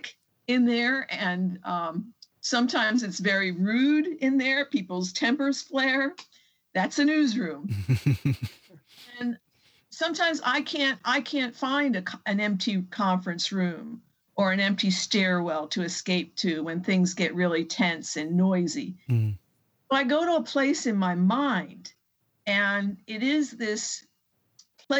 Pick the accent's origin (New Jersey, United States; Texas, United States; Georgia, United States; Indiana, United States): New Jersey, United States; Bayonne; now in Atchison, United States; I grew up actually in Bayonne, New Jersey, which is just on the other side of New York Bay